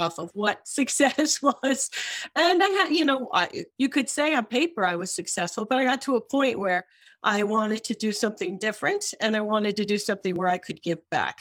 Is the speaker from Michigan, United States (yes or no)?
yes; Michigan, United States; moved away as an adult; also born or lived in London / Cambridge, Massachusetts; I grew up in Michigan